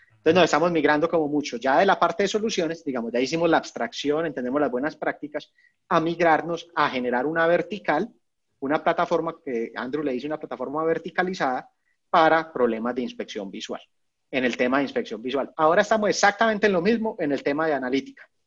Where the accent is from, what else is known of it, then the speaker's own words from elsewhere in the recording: Medellín, Antioquia, Colombia; moved away; also born or lived in Bogotá; yo soy de Medellín, yo estaba viviendo en Bogotá